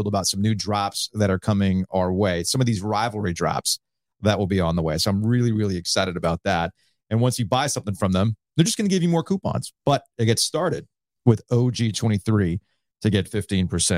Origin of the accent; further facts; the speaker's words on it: South Florida, United States; growing up in South Florida